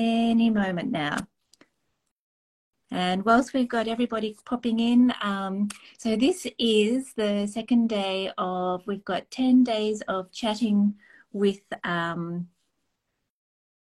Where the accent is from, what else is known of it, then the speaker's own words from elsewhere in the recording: Australia; now in Nova Scotia, Canada; I'm chatting with you from Nova Scotia, and I'm Australian by birth